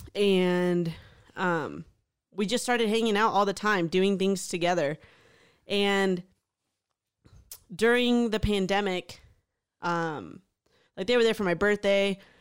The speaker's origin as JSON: {"language": "English", "town": "Houston", "region": "Texas", "country": "United States", "tie": "born or raised there", "moved": "yes", "said": "a really awesome group of friends growing up in Houston."}